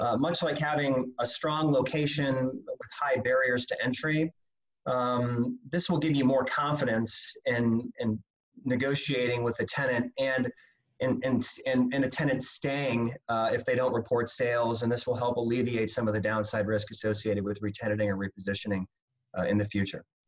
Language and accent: English; Omaha, Nebraska, United States; moved away as an adult; now in Phoenix, United States; I'm originally from Omaha, Nebraska. Came down here to Phoenix about 18 years ago